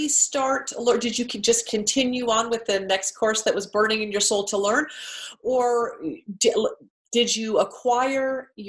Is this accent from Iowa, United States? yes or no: yes; Iowa, United States; I grew up in Iowa with very common sense but very proactive parents